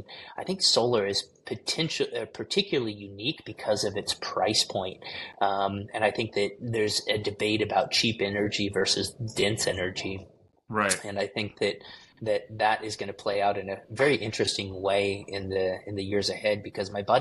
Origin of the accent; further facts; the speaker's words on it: United States; as an American